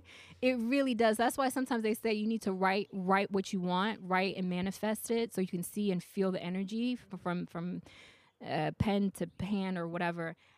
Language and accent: English; the South, United States; moved away; I'm from the south